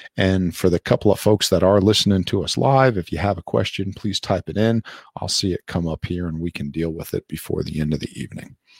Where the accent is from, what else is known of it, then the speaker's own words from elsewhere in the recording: Passaic County, northern New Jersey, United States; I was born in, I think it's called Chilton Memorial Hospital in northern New Jersey in Passaic County.